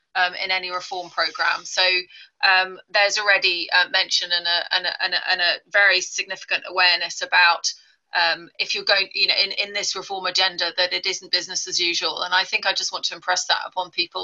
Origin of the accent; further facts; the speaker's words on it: Mombasa, Mombasa County, Kenya; moved away; I was born in the Catherine Bibby Hospital in Mombasa